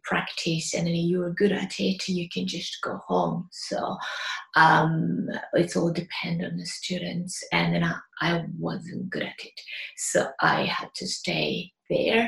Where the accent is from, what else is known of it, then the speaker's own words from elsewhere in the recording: Mito, Yamaguchi, Japan; English is a second language; moved away as an adult; now in United Kingdom; I was born in Japan, Yamaguchi Prefecture, the town called Mito. Yamaguchi Prefecture is next to Hiroshima and Kyushu Island. Where I grew up is surrounded by nature